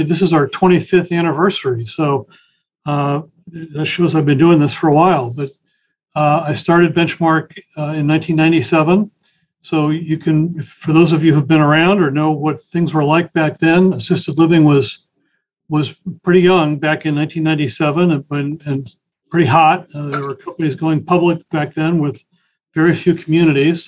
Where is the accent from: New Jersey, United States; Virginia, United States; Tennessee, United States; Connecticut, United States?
Connecticut, United States; also born or lived in Boston area; now in Boston, United States; I grew up in Connecticut